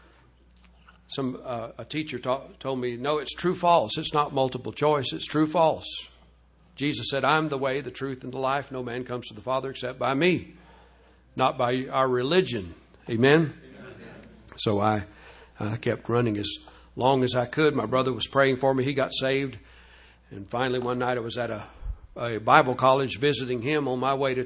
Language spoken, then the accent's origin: English; Louisiana, United States; I was raised down in Louisiana in the Catholic home